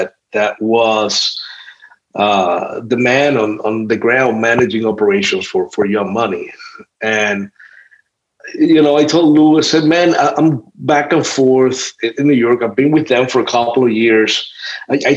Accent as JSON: {"language": "English", "country": "Cuba", "tie": "born or raised there", "moved": "yes", "said": "I have never been able to return to Cuba for political reasons"}